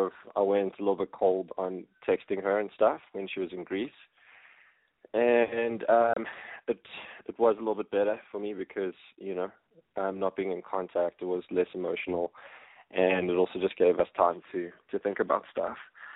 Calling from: South Africa; I'm 31, and I'm phoning from South Africa.

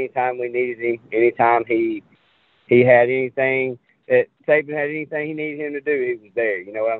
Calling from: Enterprise, Alabama, United States; I'm from Enterprise, Alabama.

